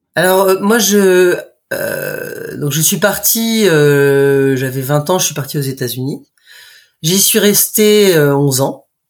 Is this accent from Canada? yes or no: no; Brittany, France; moved away as an adult; also born or lived in United States; je suis bretonne de naissance. J'habite au bout du monde puisque je suis à la Pointe du rat